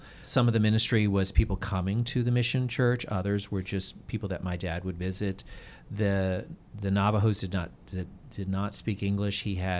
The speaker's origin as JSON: {"language": "English", "country": "United States", "tie": "born or raised there", "said": "even though I grew up in the United States, but being on the mission field, being truly a minority, and for a lot of the time being homeschooled, the family is very important."}